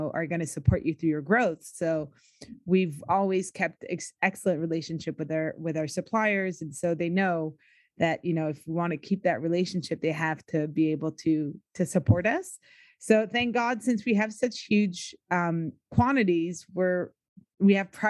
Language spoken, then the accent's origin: English; United States; now in Quebec, Canada; I grew up in the States